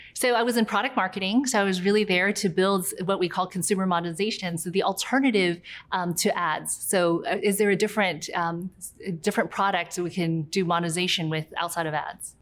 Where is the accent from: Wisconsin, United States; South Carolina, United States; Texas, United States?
South Carolina, United States; near Charleston; also born or lived in New York / Guangzhou (ancestry); when I was six, I moved to a small town in near Charleston, South Carolina.